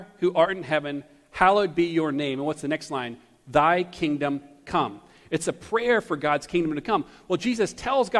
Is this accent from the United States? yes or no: yes; Taylors, South Carolina, United States; also born or lived in Greenville, South Carolina; I was born in Greenville, but grew up in Taylors, in the country right outside of Greenville